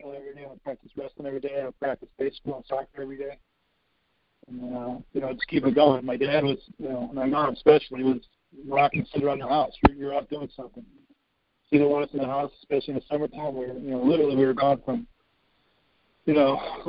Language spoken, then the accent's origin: English; Cleveland, Ohio, United States; also born or lived in Chicago, Illinois; When I was probably in kindergarten, my parents moved to Cleveland.